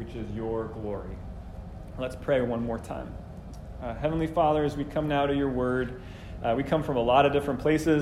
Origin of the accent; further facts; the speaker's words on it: New Jersey, United States; I grew up in New Jersey mostly